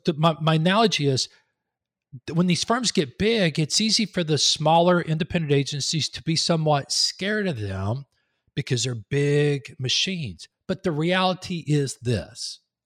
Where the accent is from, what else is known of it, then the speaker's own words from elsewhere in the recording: Texas, United States; moved away as an adult; also born or lived in Raleigh-Durham, North Carolina; now in Raleigh, United States; I'm from Texas, but we moved up here three and a half years ago